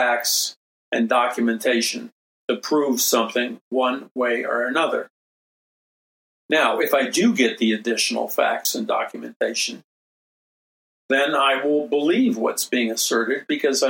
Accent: New York City, New York, United States; I was raised in New York City. I mean, I'm a city boy.

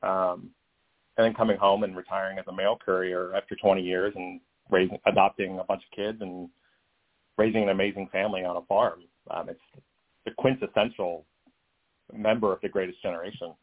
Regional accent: the South, United States; I'm growing up in the South uh, in conservative areas.

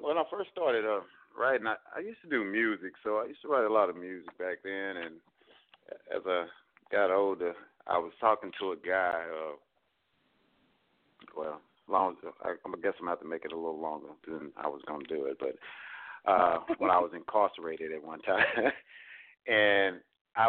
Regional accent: Fort Worth, Texas, United States; I'm from Fort Worth, Texas

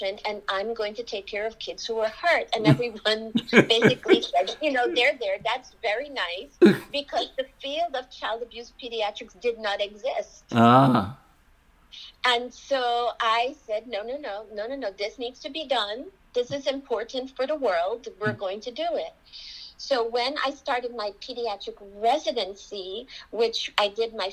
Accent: Georgetown, Demerara-Mahaica, Guyana; now in United States; I am from Georgetown, Guyana

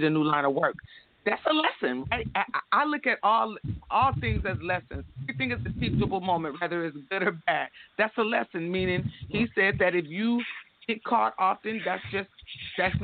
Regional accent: Jacksonville, Florida, United States; I was born in Jacksonville, but all my family is in Florida and Georgia

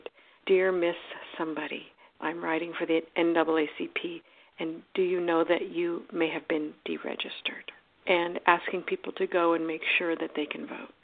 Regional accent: United States

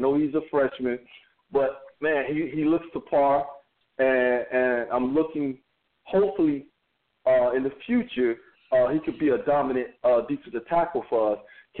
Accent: Dade County, Florida, United States; born and raised in Dade County.

